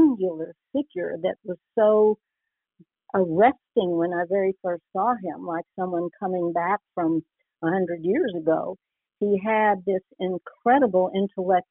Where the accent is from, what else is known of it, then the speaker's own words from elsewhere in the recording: Texas, United States; I was born in Texas